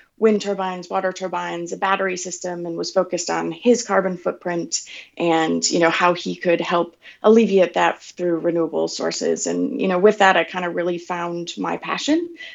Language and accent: English; Wisconsin, United States; moved away as an adult; now in San Francisco, United States; I grew up in Amaro, Wisconsin, a really small little town between Milwaukee and Green Bay.